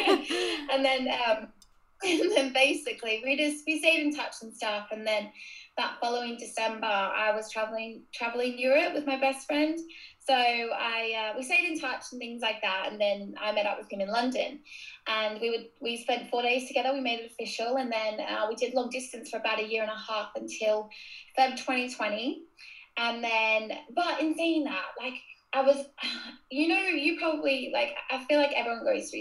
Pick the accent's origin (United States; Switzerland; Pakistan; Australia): Australia; Gold Coast, Queensland; accent: Australian; moved away as an adult; now in Sheffield, United Kingdom; I'm originally from Australia. You can probably already tell by my accent